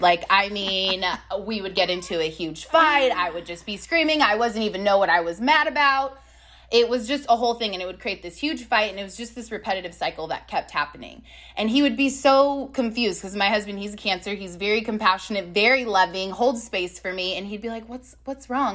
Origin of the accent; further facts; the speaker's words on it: Long Beach, California, United States; moved away as an adult; now in Austin, United States; I am from Long Beach, California. But my husband, Dog, and I moved to Austin, Texas about six months ago